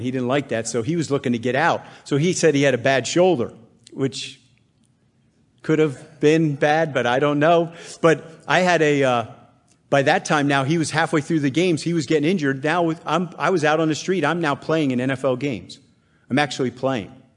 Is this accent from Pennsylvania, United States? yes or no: yes; Bethlehem, Pennsylvania, United States; I was raised in Bethlehem, Pennsylvania